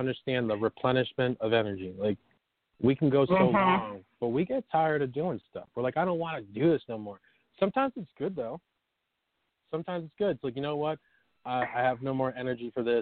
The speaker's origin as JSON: {"language": "English", "region": "New York", "country": "United States", "tie": "born or raised there", "also_born_or_lived": "California", "moved": "as an adult", "said": "I moved from California from where I was back to my hometown, New York"}